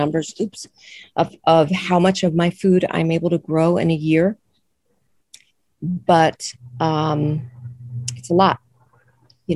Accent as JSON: {"language": "English", "town": "New York City", "region": "New York", "country": "United States", "tie": "born or raised there", "moved": "as an adult", "said": "I grew up in New York City and I love New York City"}